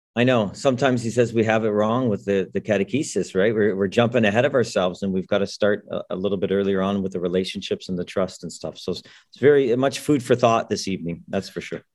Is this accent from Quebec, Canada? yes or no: no; Toronto, Ontario, Canada; I grew up in Toronto